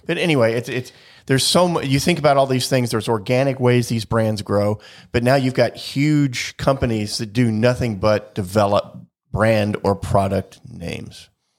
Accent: United States; born there; because I was born in the United States, I think in that respect

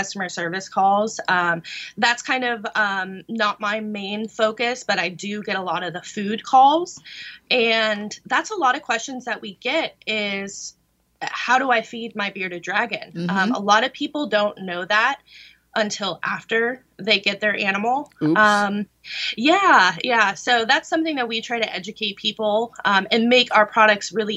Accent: California, United States; born or raised there

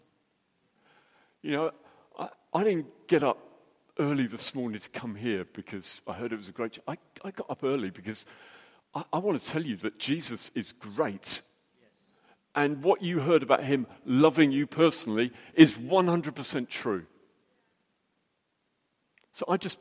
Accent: United Kingdom; we're British

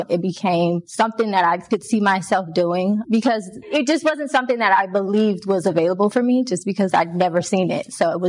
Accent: Jacksonville, Florida, United States; I hail from Jacksonville, Florida.

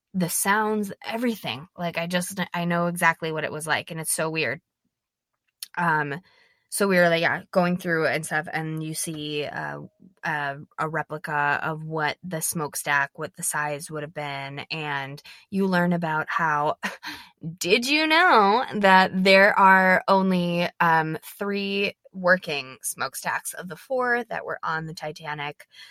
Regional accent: Minnesota, United States; I'm from Minnesota, I'm not from Saint Paul

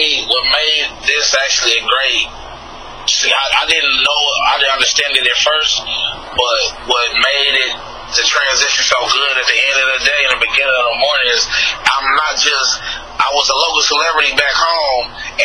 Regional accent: Midwest, United States; Even though I'm from the Midwest, but they kind of call us like Southern Midwest.

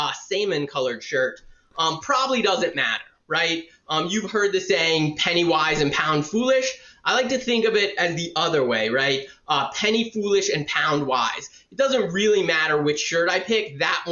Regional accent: Savannah, Georgia, United States; also born or lived in Florida; now in Atlanta, United States; I was born and raised in Savannah, Georgia

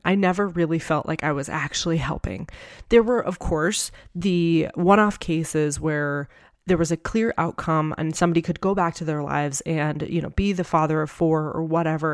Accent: New Hampshire, United States; moved away as an adult; also born or lived in Tucson; I had lived the first twenty-four years of my life in New Hampshire with my family

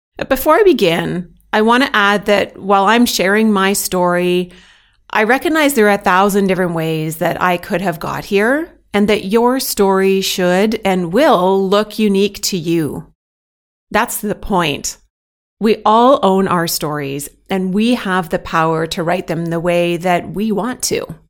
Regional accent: Canada; moved away as an adult; now in Belgium; I'm proudly Canadian, and I currently happily live as an expat in Belgium

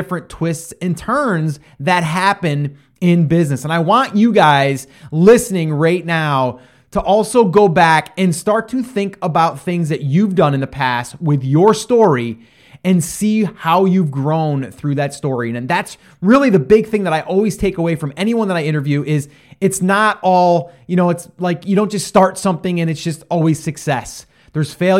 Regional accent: outside of Albany, upstate New York, United States; also born or lived in Round Lake, New York; outside of Albany, upstate New York

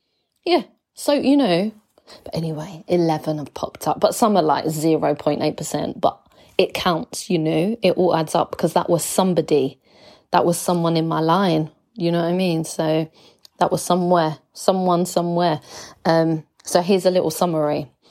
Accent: England, United Kingdom; I am from England, like I've got an English passport. I've lived in England.

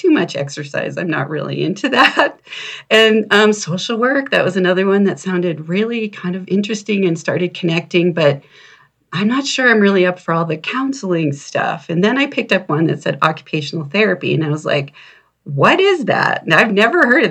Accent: Maine, United States; I was living in Maine, and I grew up in Maine at the time.

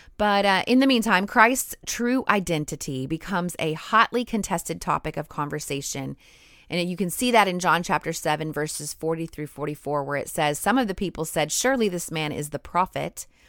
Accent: United States; I grew up in America

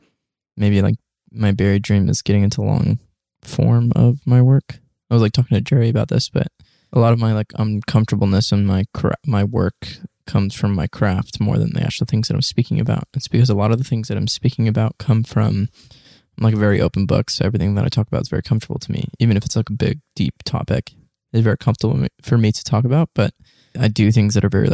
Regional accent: Germany; now in Dallas, United States; I grew up in Europe

